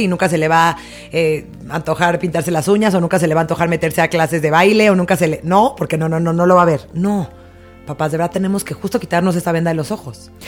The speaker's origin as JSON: {"language": "Spanish", "country": "Mexico"}